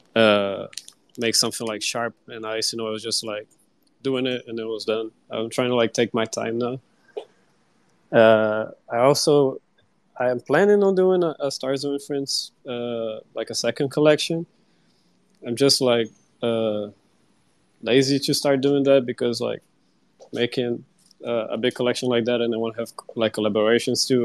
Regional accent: Brazil; I'm from Brazil

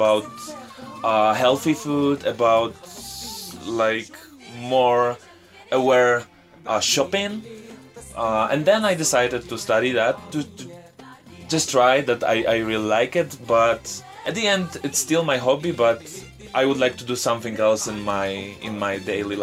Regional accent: Radom, Masovian Voivodeship, Poland; English is a second language; moved away as an adult; my city, my hometown, is like 2 hours far from Varsovia. And it's called Radom

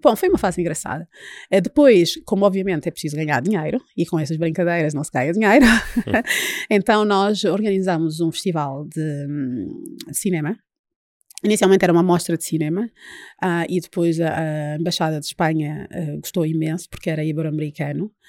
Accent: Luanda, Luanda Province, Angola; moved away as an adult; also born or lived in Paris, France / Coimbra, Portugal; now in Portugal; Eu nasci e cresci em Luanda

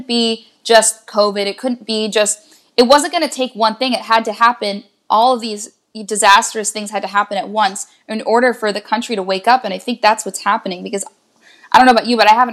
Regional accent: outside of Philly, the Main Line, Pennsylvania, United States; I grew up outside of Philly, it was the main line

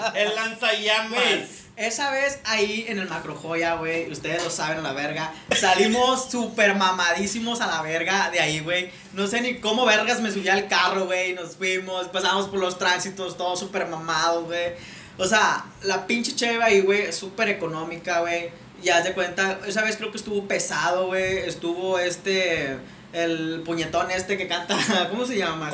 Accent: Nuevo Laredo, Tamaulipas, Mexico; moved away as an adult; also born or lived in Monterrey; yo soy de aquí de Nuevo Laredo Hace 11 años yo me fui a, Monterrey debido a la universidad

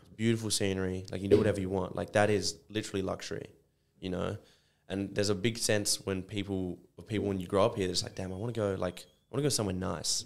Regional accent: Sydney, New South Wales, Australia; now in Perth, Australia; I was born in Sydney

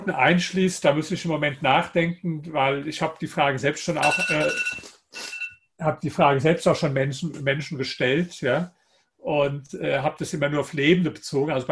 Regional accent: Germany; dass man einfach viele Worte definitiv falsch, falsch ausspricht als, als Deutscher.

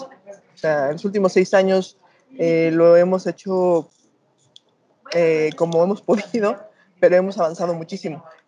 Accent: Mexico; como decimos acá en México

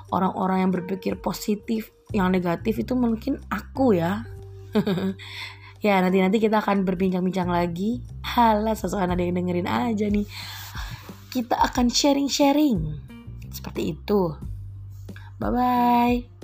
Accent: East Java, Indonesia; bahasa ibuku itu bahasa Indonesia bahasa lingkunganku itu bahasa Madura dan di Jakarta aku belajar how to berbahasa Indonesia dengan baik dan benar

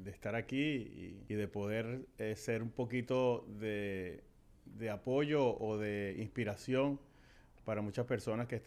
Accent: Venezuela; moved away as an adult; Llegamos de Venezuela, como dijimos, hace 18 años, eh, de luna de miel.

